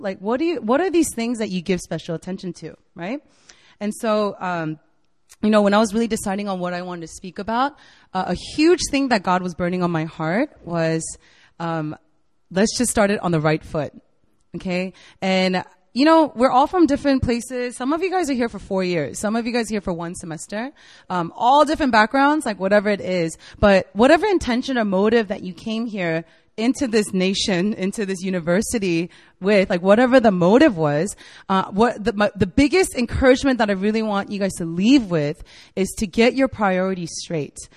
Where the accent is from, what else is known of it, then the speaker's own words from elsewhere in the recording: United States; moved away as an adult; also born or lived in Virginia / Korea; now in South Korea; I'm from the States. I was born and raised there